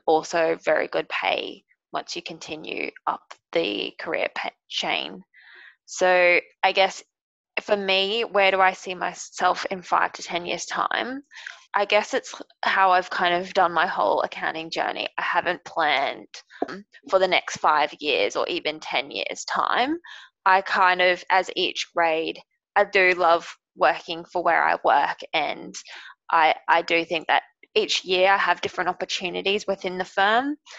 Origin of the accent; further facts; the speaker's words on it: Brisbane, Queensland, Australia; also born or lived in Sydney; I work remotely in Brisbane because I'm from Brisbane and just with the pandemic I've been back home.